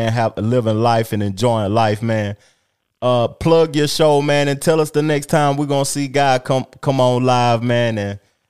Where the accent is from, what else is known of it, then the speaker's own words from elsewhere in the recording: Tennessee, United States; I'm from Tennessee